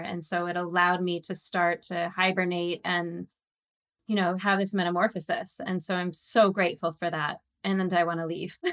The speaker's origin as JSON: {"language": "English", "town": "Santa Barbara", "region": "California", "country": "United States", "tie": "born or raised there", "also_born_or_lived": "Waukesha, Wisconsin / San Diego / New York / Los Angeles", "moved": "as an adult", "said": "originally, I was born in Wisconsin. I was born in Waukesha, Wisconsin. And at the age of about just about eight, uh, I uh, took the train for three days to California, to Santa Barbara. And I was raised for the most part in Santa Barbara"}